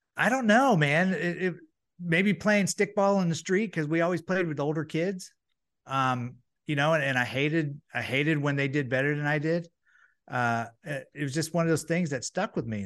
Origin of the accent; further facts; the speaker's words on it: Florida, United States; being in Florida, growing up in Florida is nice